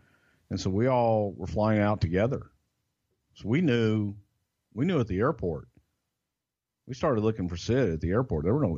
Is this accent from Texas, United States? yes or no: yes; Texas, United States; I am from Texas